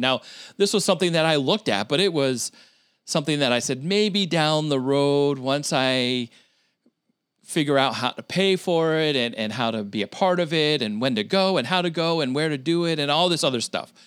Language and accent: English; Vermont, United States; moved away; also born or lived in New Hampshire / Philadelphia / Syracuse, New York; I grew up in the state of Vermont.